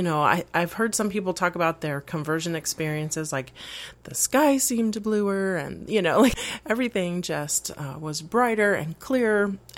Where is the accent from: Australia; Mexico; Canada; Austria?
Mexico; Mexico City; also born or lived in Puerto Rico; I was born in Puerto Rico and raised primarily in Mexico City. So I'm Spanish-speaking and bicultural in that sense.